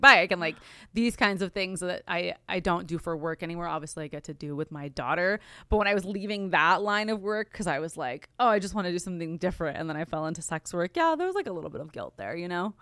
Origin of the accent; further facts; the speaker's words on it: Glendale, California, United States; I'm from Glendale, California, which is, like, it's, it's L